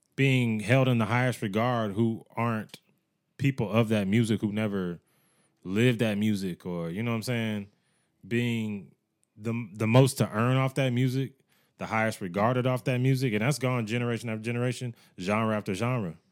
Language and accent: English; United States; Growing up in America